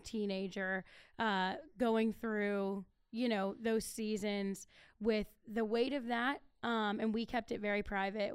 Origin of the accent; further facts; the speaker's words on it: Akron, Ohio, United States; moved away; I'm originally from Akron